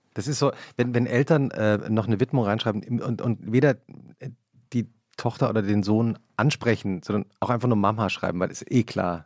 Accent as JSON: {"language": "German", "town": "Langgöns", "region": "Hesse", "country": "Germany", "said": "ich komme aus Langgöns, ich komme aus Mittelhessen"}